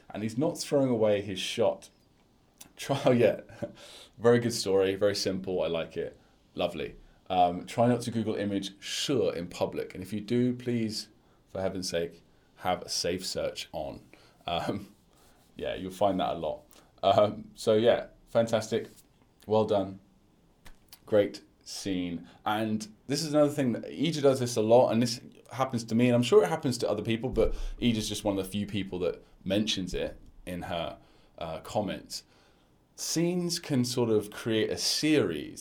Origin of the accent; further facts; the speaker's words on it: United Kingdom; accent: British; I'm a British guy teaching Chinese